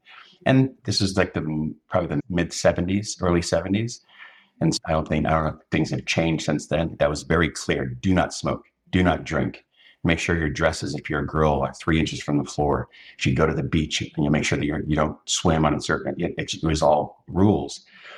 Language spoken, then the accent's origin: English; Portland, Oregon, United States; born there; So I was born in Portland, Oregon. My father was a Marine and he had come across like most Samoans